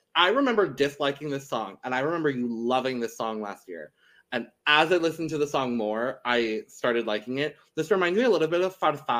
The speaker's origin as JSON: {"language": "English", "country": "United States", "said": "this is me being an American."}